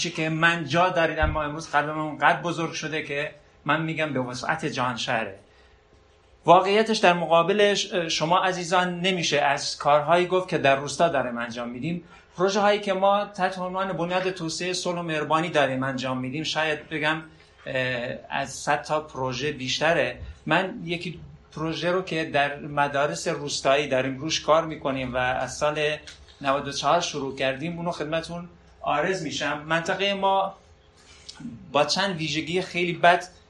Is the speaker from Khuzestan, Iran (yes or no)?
no; Sardasht, West Azerbaijan, Iran; من سردش نقطه صفر مرزیه از عراق